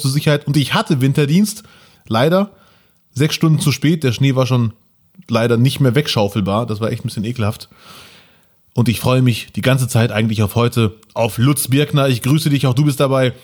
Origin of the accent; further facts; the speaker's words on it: Bielefeld, North Rhine-Westphalia, Germany; als Bielefelder und als Migrantenkind